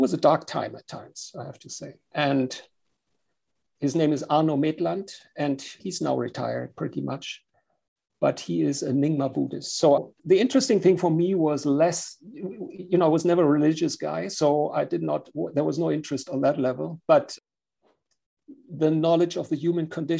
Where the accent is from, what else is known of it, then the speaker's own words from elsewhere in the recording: Germany; accent: German; English is a second language; I'm from Germany, as you can hear with my accent.